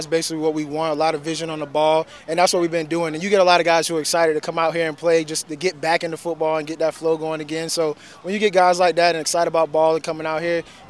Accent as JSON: {"language": "English", "region": "Florida", "country": "United States", "moved": "yes", "said": "I'm from Florida, so I love the South. So being back here, it feels like home to me."}